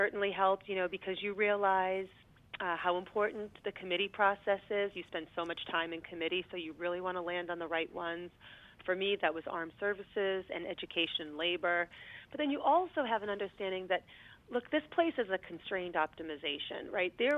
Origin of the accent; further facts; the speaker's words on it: Lowell, Massachusetts, United States; I grew up in Lowell, Massachusetts.